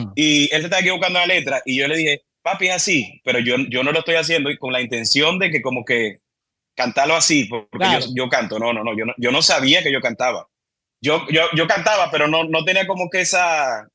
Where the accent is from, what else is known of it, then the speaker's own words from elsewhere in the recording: Cabimas, Zulia, Venezuela; moved away as an adult; also born or lived in Maracaibo, Venezuela; now in Dominican Republic; yo, nací en Maracaibo, y viví en Maracaibo hasta los cinco años y de Maracaibo me fui para Cabimas.